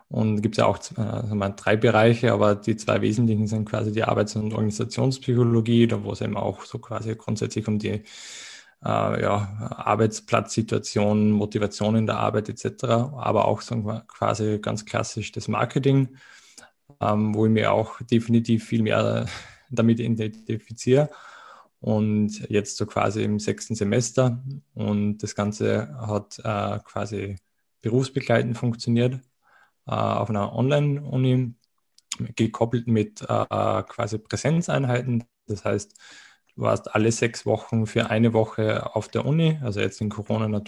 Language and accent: German; Austria; wie man wahrscheinlich auch von der Aussprache, vom Dialekt ein bisschen äh, vermuten mag, ähm, ich komme aus Österreich.